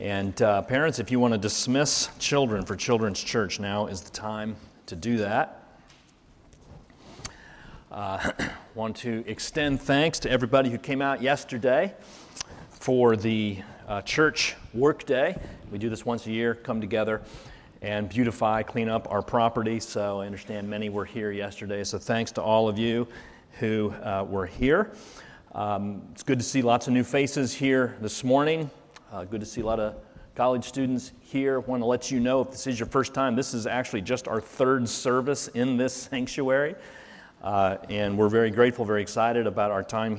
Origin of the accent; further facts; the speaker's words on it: Carmel, Indiana, United States; now in Muncie, United States; I actually grew up in Carmel, so spent a lot of years there